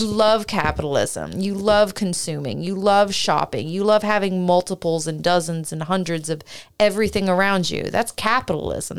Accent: Canada; now in United States

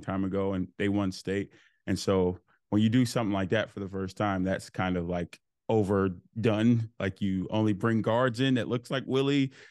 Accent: Fort Worth, Texas, United States; I grew up Fort Worth, Texas.

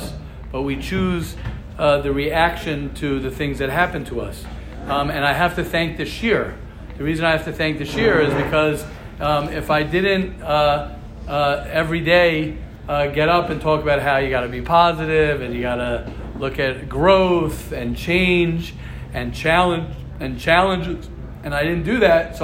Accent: United States; now in Israel; I grew up in America

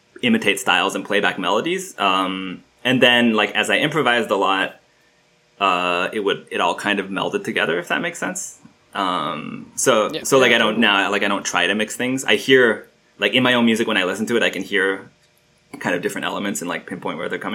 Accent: Istanbul, Turkey; I grew up in Istanbul. My dad is Turkish and my mom is American

